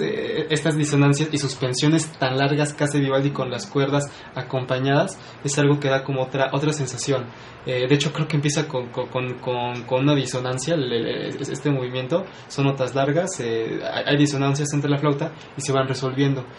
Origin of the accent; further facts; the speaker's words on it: Puebla, Mexico; somos pocos los poblanos